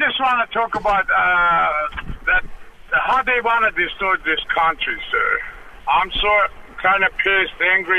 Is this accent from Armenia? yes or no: yes; Armenia; now in United States